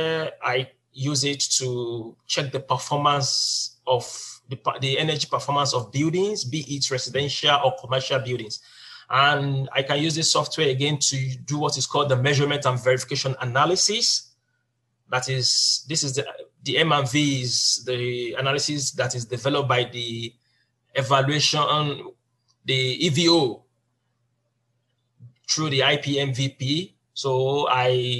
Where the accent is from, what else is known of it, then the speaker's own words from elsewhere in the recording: Nigeria; moved away as an adult; now in South Korea; I'm from Nigeria